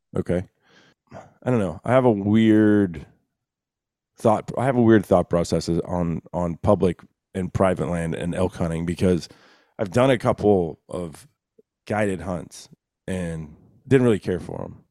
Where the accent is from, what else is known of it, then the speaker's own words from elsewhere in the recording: Texas, United States; my home state of Texas